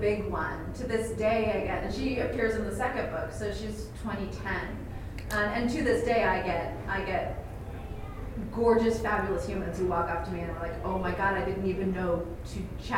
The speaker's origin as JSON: {"language": "English", "town": "San Francisco", "region": "California", "country": "United States", "tie": "born or raised there", "also_born_or_lived": "United Kingdom", "said": "I grew up in San Francisco and I'm queer"}